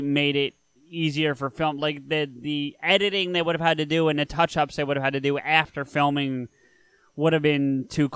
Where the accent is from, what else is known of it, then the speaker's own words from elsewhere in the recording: New Jersey, United States; I'm from Jersey